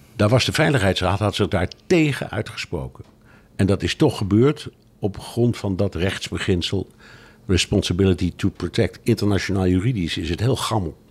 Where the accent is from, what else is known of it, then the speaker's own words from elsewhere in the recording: Netherlands; ik blijf een Hollander